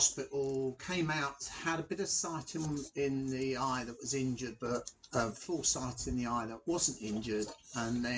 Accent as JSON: {"language": "English", "region": "London", "country": "United Kingdom", "tie": "born or raised there", "said": "I was born and brought up in Hackney in North London"}